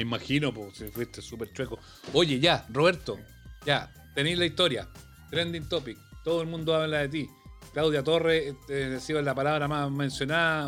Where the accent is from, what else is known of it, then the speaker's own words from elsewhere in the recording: Chile; los chilenos.